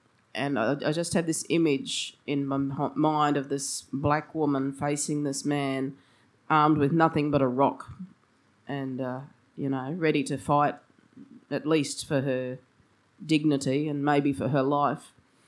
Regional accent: Brisbane, Queensland, Australia; So I grew up in Brisbane. My family's been in Queensland for three generations now.

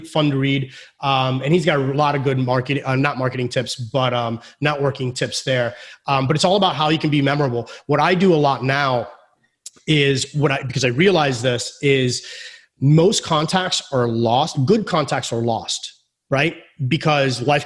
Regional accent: Florida, United States; I was born here in Florida

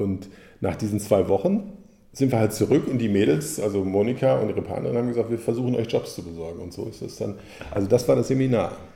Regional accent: Hagen, North Rhine-Westphalia, Germany; ich komme aus Hagen.

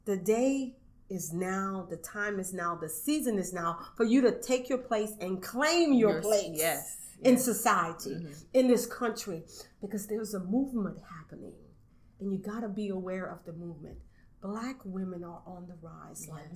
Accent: Arnaudville, St. Landry Parish, Louisiana, United States; I'm from Orneville, St. Landry Parish.

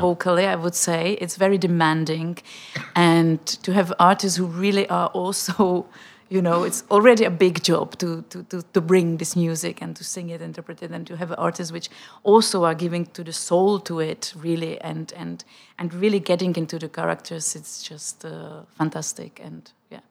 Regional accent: Prague, Czechia; English is a second language; moved away as an adult; also born or lived in Switzerland / United States; I'm coming from Prague, and I'm used to apologize for my bad German

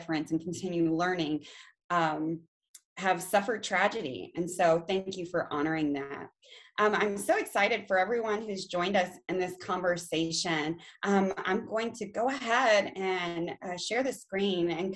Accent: China, Texas, United States; now in Harker Heights, United States; born and raised in Texas. I'm from a very, very small town, China, Texas

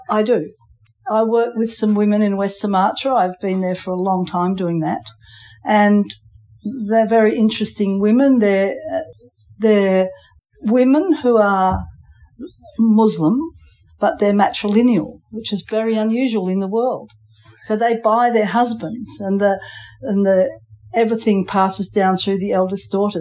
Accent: Geraldton, Western Australia, Australia; also born or lived in England / Post Office Island, Abrolhos Islands; I came from England with my father and mother when I was five. And we came to Geraldton and then came to the islands a year later.

